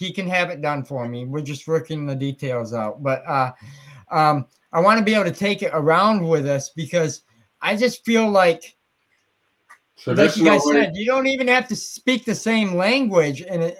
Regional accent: Muskegon, Michigan, United States; I'm from Muskegon.

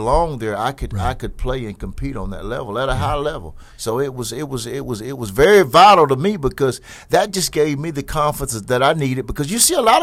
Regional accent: Jesup, Georgia, United States; I came from Jessup

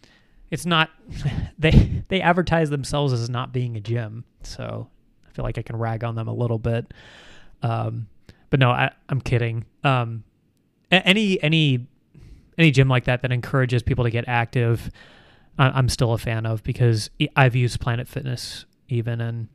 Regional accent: Canada; Me personally, I'm actually from Canada.

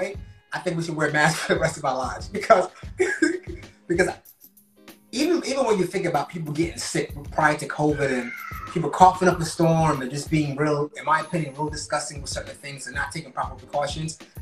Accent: Newark, New Jersey, United States; an African-American individual from born and raised in Newark, New Jersey, but also West African

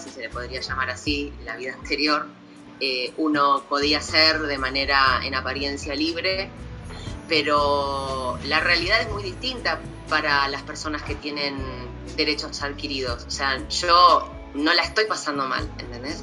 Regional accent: Montevideo, Uruguay; yo soy de Cerro de Montevideo, o sea, yo crecí

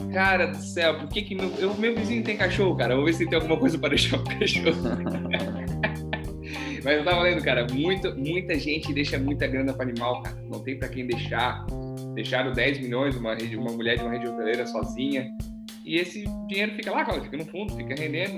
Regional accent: Brazil; A gente é brasileiro

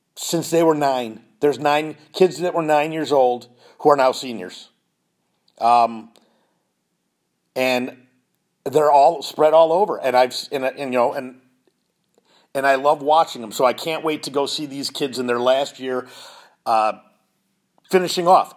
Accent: Chicago, Illinois, United States; now in Indiana, United States; I'm originally from Chicago

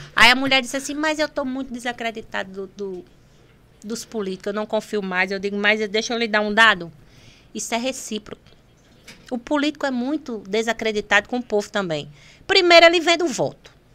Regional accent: Pendências, Rio Grande do Norte, Brazil; Eu moro ali no Massapê, você sabe que eu sou do Massapê

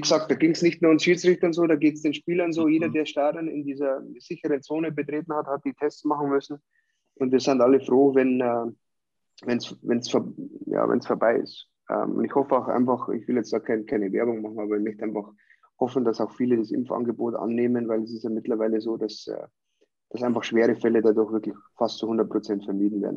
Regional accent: Hanover, Lower Saxony, Germany; now in Bavaria, Germany; meine alte Heimat Hannover

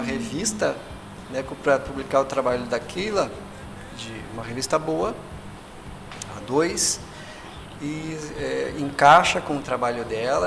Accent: Brazil; enquanto cientistas brasileiros

